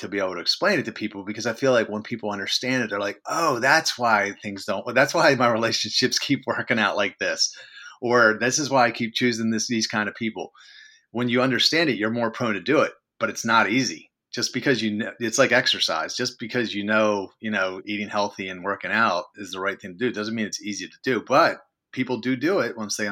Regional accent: Baltimore, Maryland, United States; I'm organizing all these social events around my hometown of Baltimore City. Maryland.

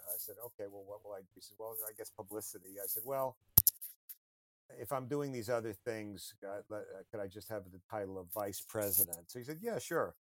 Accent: United States; the U.S. is a pretty big place and it's my home country

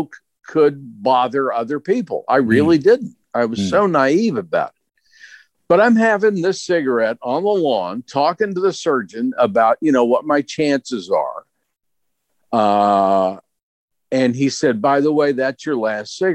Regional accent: Clarksburg, West Virginia, United States; Clarksburg, which is north central, about an hour south of Pittsburgh. And it was, to coin a phrase, it was a wonderful life. I was basically raised by my grandparents

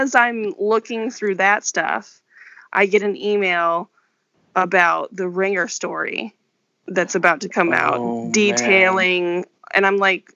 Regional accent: Paradise, California, United States; also born or lived in Philadelphia; now in Utah, United States; I'm from California. I'm from a small town in California, Paradise

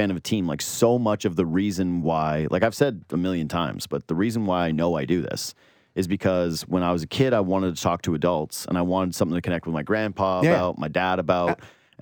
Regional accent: West Coast, United States; now in Toronto, Canada; I grew up on the West Coast

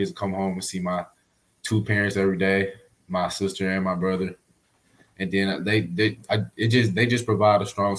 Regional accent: Arkansas, United States; which is where I'm from. We're all from Arkansas

